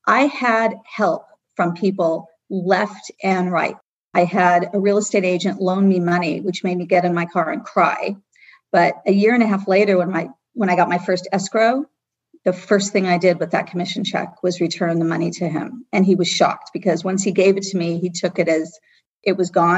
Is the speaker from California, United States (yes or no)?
yes; Los Angeles, California, United States; I grew up comfortably in Brentwood, and we had a vacation house in Malibu